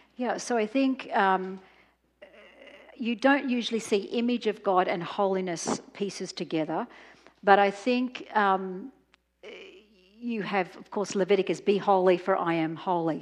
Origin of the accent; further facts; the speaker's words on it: Australia; I'm from Australia